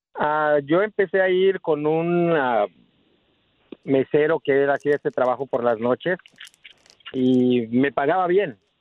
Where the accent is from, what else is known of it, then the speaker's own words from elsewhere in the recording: Morelos, Mexico; moved away; yo nací en Cuauhtlisco, Morelos